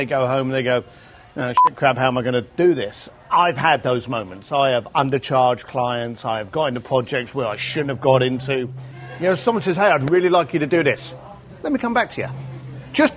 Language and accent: English; London, United Kingdom; moved away; growing up in London